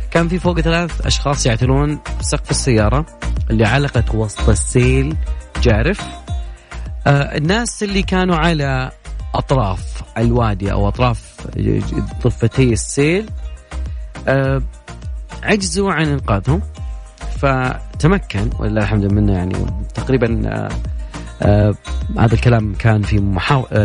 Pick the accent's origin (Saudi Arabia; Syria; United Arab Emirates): Saudi Arabia; باحثة الفضاء والصواريخ عندنا في السعودية عشان تعطينا الحسبة صح